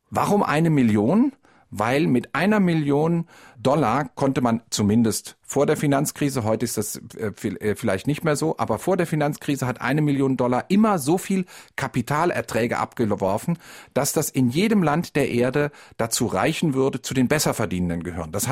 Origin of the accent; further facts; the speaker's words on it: West Germany, Germany; Das heißt, wir sind alle aufgewachsen in Westdeutschland mit dem Bewusstsein, wir sind doch alle irgendwie Mittelschicht.